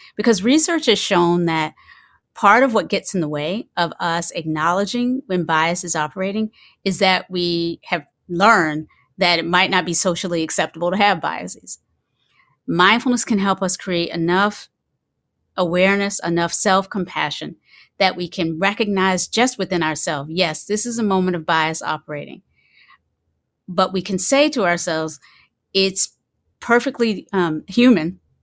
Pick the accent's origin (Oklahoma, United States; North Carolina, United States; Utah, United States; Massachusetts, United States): North Carolina, United States; Kinston; I grew up in, um, in the South. I grew up in, I was born in Kinston, North Carolina, and the particular community that I was raised